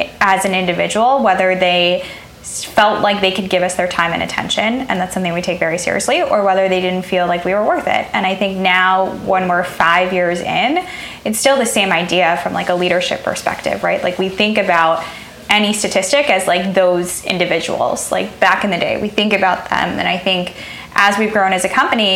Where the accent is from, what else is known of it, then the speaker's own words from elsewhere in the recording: Chicago, Illinois, United States; I love my hometown